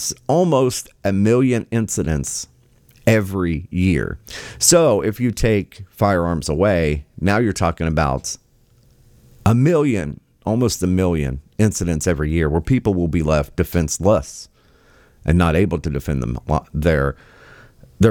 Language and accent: English; West Virginia, United States; moved away; my home state, original home state of West Virginia